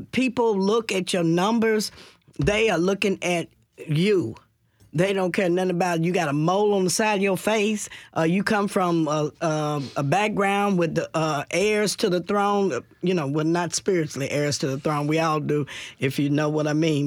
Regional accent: Nashville, Tennessee, United States; I'm from Nashville.

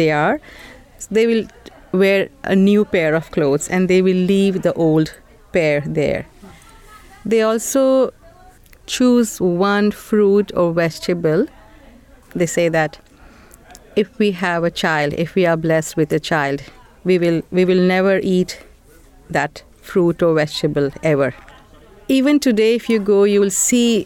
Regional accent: Varanasi, Uttar Pradesh, India; moved away as an adult; now in Bloomington, United States; I'm originally from India, a small town in Uttar Pradesh, Varanasi, or some people also know it as Banaras or Kashi.

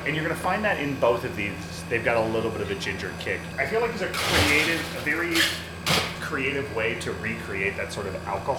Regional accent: New Mexico, United States; moved away; I grew up in New Mexico.

